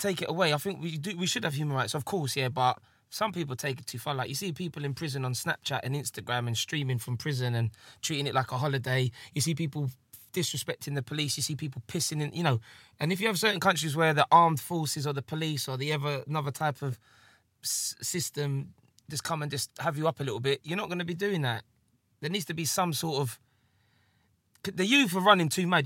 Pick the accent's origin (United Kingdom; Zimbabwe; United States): United Kingdom; England; I am English